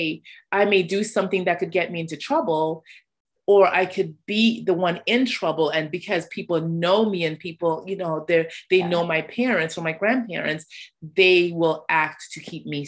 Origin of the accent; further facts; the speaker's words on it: Toronto, Ontario, Canada; I grew up in Toronto